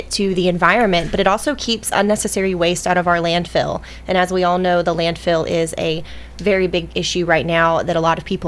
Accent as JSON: {"language": "English", "area": "Rutherford County", "region": "Tennessee", "country": "United States", "tie": "born or raised there", "said": "I am born and raised in Rutherford County"}